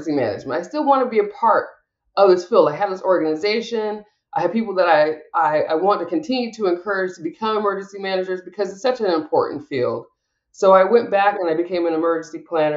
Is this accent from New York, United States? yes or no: no; Washington, United States; I'm from Washington State